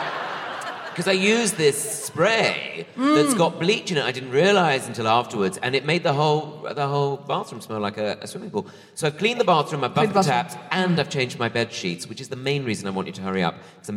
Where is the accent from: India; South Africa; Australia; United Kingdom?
United Kingdom; Bromley, London; born or raised there